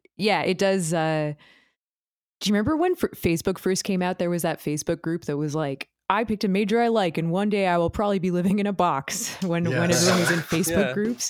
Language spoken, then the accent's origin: English; Toronto, Ontario, Canada; And I am a musician from Toronto.